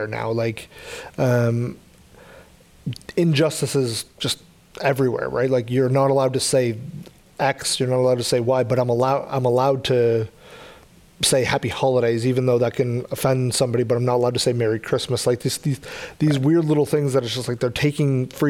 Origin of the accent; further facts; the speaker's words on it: Canada; We're obviously Canadian, so we live in Canada